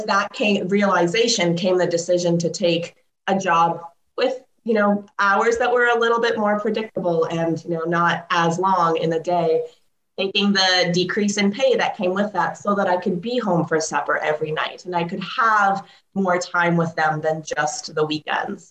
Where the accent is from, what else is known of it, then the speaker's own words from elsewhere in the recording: Canada; also born or lived in Ukraine; I was born in Ukraine. I moved to Canada when I was 2. My parents immigrated here